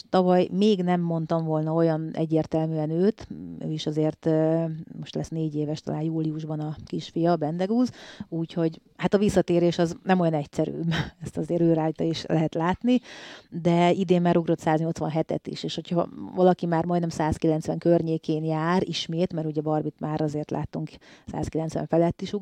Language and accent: Hungarian; Salgótarján, Nógrád, Hungary; hát én Salgótarjánból úgy származom, hogy ott volt ugye az első, második egyesületem, a Pásztó az első, de hogy nagyon sokáig voltam Tarjáni versenyző